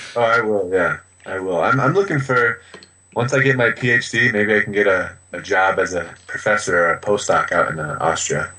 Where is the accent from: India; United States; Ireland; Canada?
United States; I'm from America